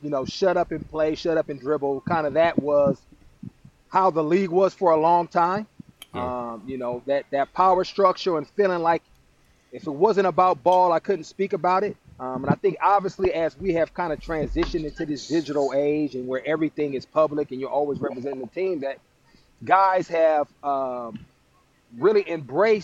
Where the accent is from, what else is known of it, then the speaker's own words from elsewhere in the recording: Oakland, California, United States; growing up in Oakland